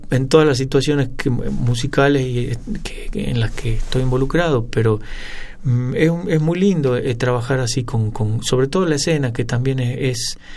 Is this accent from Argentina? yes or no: yes; San Miguel de Tucumán, Tucumán, Argentina; yo nací en Tucumán.